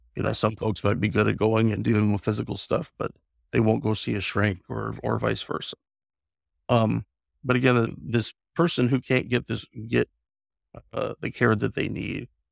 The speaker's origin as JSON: {"language": "English", "town": "The Dalles", "region": "Oregon", "country": "United States", "tie": "born or raised there", "said": "my hometown in the Dalles"}